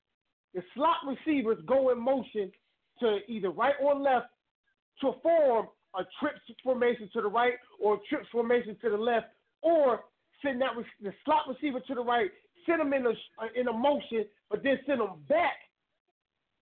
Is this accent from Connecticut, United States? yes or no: yes; Connecticut, United States; Connecticut, my home state